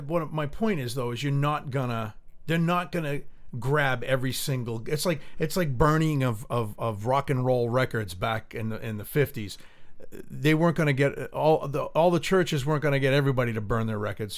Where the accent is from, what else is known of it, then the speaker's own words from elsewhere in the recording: United States; it hurts as being an American, and I'm proud to be an American